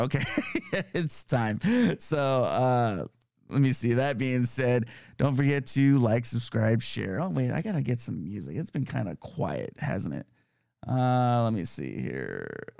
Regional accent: California, United States; moved away; it's nice to see my home state. Um, I still have a lot of family out there

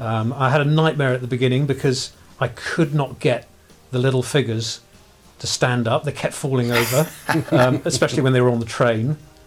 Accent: South West England, United Kingdom; Actually I grew up in Somerset, but not far.

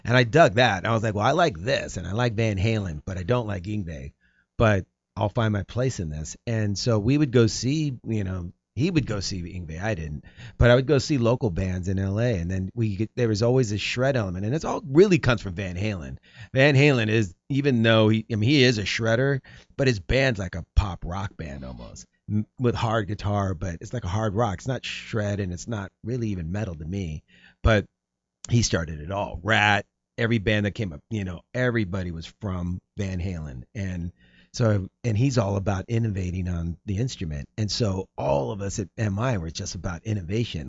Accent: Bay Area, California, United States; moved away as an adult; also born or lived in Marin, California; now in Los Angeles, United States; I was born in Los Angeles, and then, um, you know, when I was nine, we moved to the Bay Area. And so then I was in the Bay Area till I was nineteen, and then I moved back to L A.

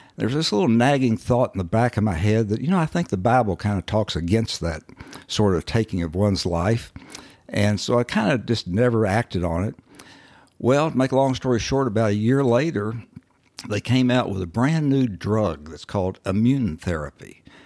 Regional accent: Owensboro, Kentucky, United States; moved away; I actually was born and raised in Owensboro, Kentucky, uh, up on the Ohio River

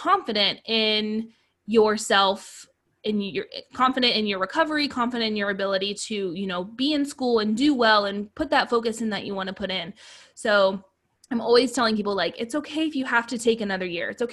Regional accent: Ohio, United States; moved away as an adult; also born or lived in Hawaii; I did my first 2 years in Ohio, which is where I'm from. I'm originally from Ohio

